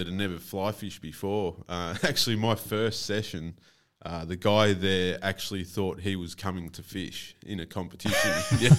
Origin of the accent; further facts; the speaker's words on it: Mornington Peninsula, Victoria, Australia; I was predominantly saltwater growing up on the Mornington Peninsula. It's pretty much all there is down there.